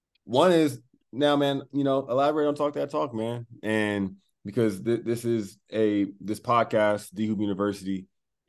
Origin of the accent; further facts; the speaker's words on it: Southern California, United States; we're both from SoCal.